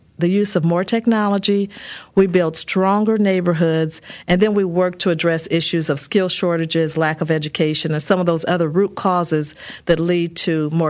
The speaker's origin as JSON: {"language": "English", "town": "Peoria", "region": "Illinois", "country": "United States", "tie": "born or raised there"}